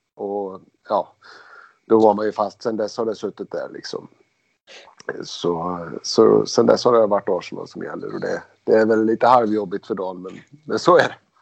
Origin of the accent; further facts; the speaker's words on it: Skara, Västra Götaland, Sweden; Vi kommer ju från Skara båda två, eller, mot Skara båda två